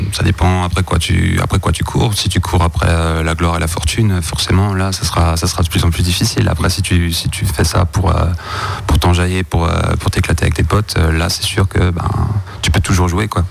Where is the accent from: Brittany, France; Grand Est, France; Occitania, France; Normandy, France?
Grand Est, France; Mulhouse; on vient de Mulhouse. Euh, on vient de Mulhouse, euh, ben, principalement du bassin de Mulhouse.